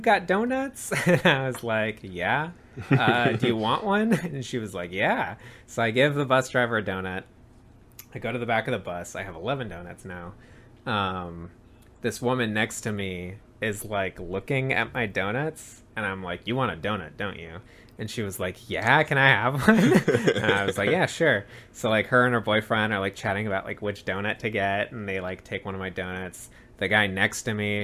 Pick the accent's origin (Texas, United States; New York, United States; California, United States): California, United States; San Francisco; we're both from San Francisco